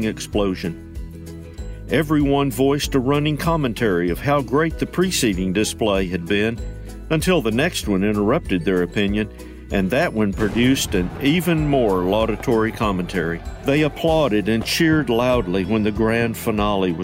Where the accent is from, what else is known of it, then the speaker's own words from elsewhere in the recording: East Tennessee, United States; when I was a kid growing up in East Tennessee